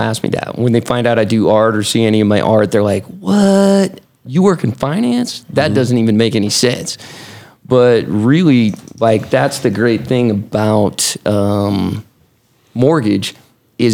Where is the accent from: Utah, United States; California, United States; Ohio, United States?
Utah, United States; West Valley City; I grew up in West Valley.